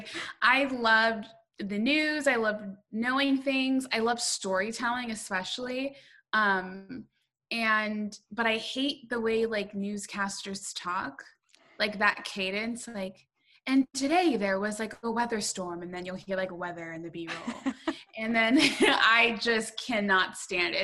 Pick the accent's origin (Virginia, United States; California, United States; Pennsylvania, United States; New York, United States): California, United States; Southern; I grew up in Southern California